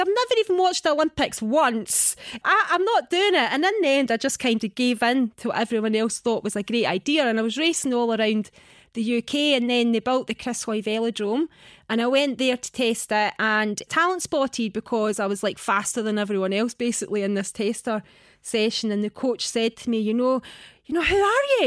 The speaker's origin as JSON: {"language": "English", "region": "Scotland", "country": "United Kingdom", "tie": "born or raised there", "also_born_or_lived": "Manchester", "accent": "Scottish", "said": "I was born in Manchester. Obviously, I've got a Scottish accent. So I've spent, like, pretty much my whole life in Scotland"}